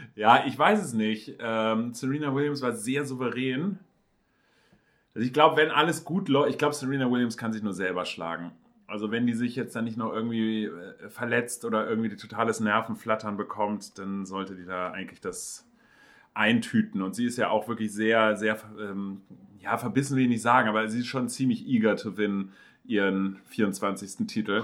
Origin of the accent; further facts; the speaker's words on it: Hamburg, Germany; als Hamburger